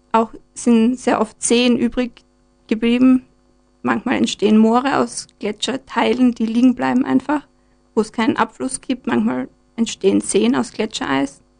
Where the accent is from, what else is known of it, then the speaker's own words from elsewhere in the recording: Graz, Styria, Austria; Ich komme aus Graz